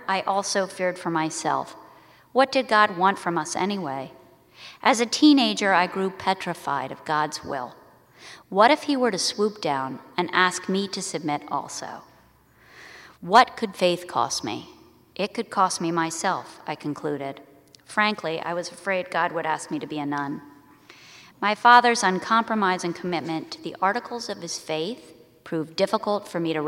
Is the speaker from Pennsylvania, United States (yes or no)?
yes; Philadelphia, Pennsylvania, United States; I was raised as the daughter of an Episcopal priest and grew up in a rectory in suburban Philadelphia during the 70s and 80s